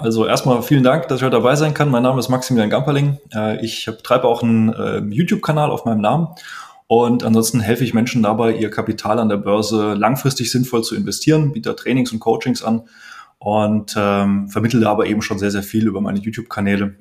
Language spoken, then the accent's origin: German; Heidelberg, Baden-Württemberg, Germany; Bei mir, ich komme aus Heidelberg, ist das Heidelberg Zement, BASF, SAP